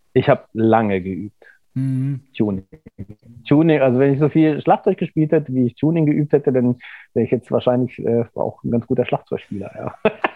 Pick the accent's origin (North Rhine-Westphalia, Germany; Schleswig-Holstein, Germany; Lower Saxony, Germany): Lower Saxony, Germany; Göttingen; also born or lived in Kassel; ich bin zwar in Kassel geboren, aber ich bin in Göttingen aufgewachsen.